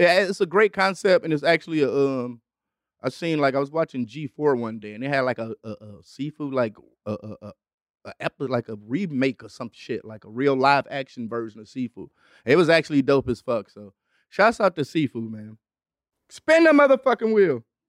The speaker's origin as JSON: {"language": "English", "town": "Detroit", "region": "Michigan", "country": "United States", "also_born_or_lived": "Los Angeles", "said": "I'm from Detroit"}